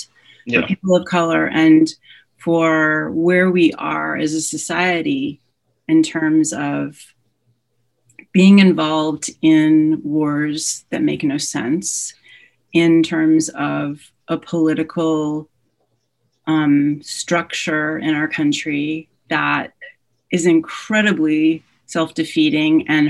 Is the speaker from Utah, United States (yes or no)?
no; New Orleans, Louisiana, United States; I grew up in New Orleans.